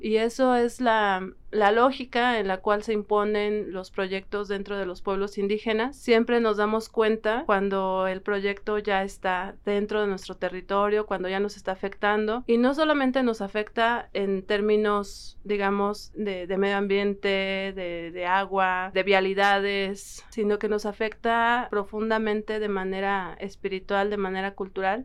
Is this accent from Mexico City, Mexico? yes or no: no; San Francisco Magú, State of Mexico, Mexico; del pueblo indígena Otomí de San Francisco Magú.